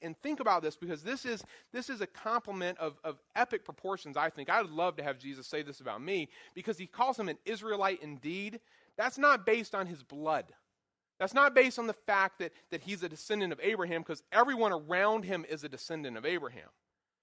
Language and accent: English; Goldsboro, North Carolina, United States; moved away; I'm from Eastern North Carolina, an area not known for its high class of anything, known for tobacco fields and pig farms and such, where I'm at in Goldsboro, where I grew up in Goldsboro.